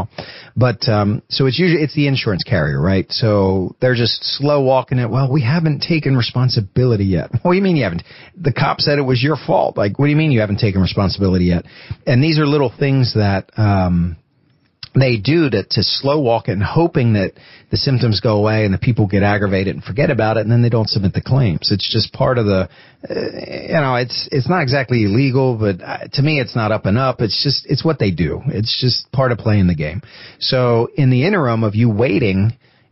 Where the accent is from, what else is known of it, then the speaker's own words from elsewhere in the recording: Pennsylvania, United States; moved away; I'm from Pennsylvania.